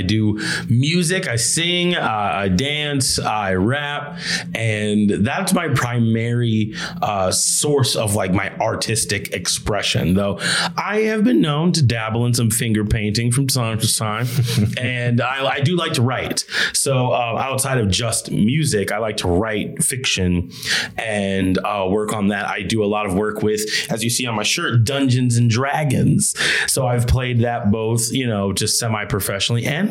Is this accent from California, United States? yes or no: no; Rosemount, Minnesota, United States; grew up in Rosemont, Minnesota, which is a suburb of in Minneapolis